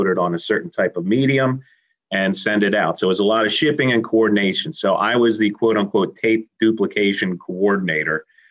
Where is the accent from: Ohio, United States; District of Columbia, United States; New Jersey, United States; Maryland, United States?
District of Columbia, United States; D.C.; moved away as an adult; also born or lived in Philadelphia; I grew up outside of Washington, D.C.